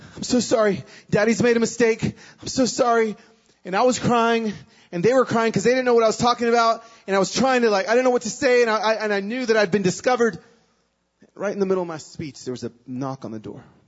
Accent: Pico Rivera, California, United States; moved away; also born or lived in Nashville, Tennessee; I was born in Pico Rivera in East Los Angeles

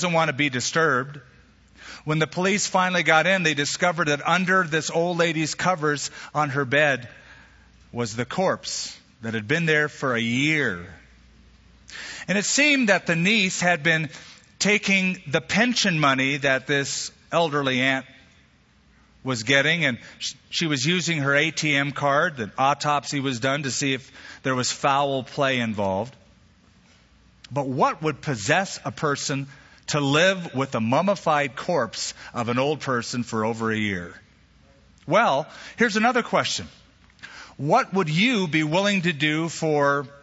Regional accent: United States; our country, the United States of America

